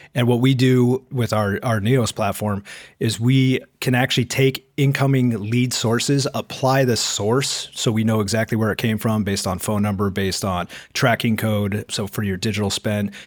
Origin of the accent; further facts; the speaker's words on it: Portland, Oregon, United States; moved away; Originally, I was from Portland, Oregon area